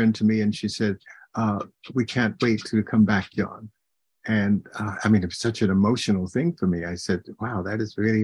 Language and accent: English; Florida, United States; moved away; I'm from Florida originally